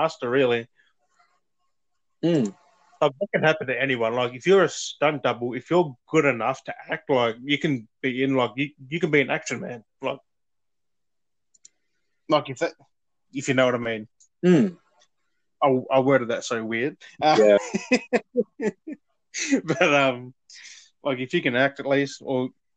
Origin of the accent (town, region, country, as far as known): Australia